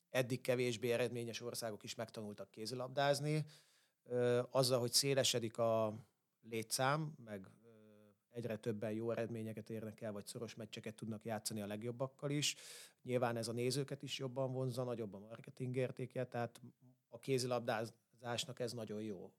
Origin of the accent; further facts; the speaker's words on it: Solymár, Pest, Hungary; én ilyen három-négy éves koromtól a pálya mellett nőttem föl. Ö, ugye úgy, hogy fater edzett, én meg ott rohangáltam körbe-körbe, mint egy hülye gyerek. Ö, abban az időben, akkor már Solymáron voltunk